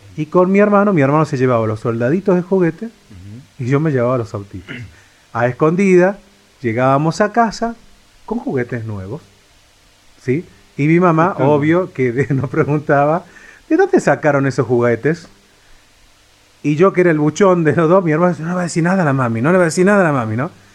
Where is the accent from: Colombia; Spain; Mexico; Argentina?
Argentina; Córdoba; moved away; yo vengo de la provincia de Córdoba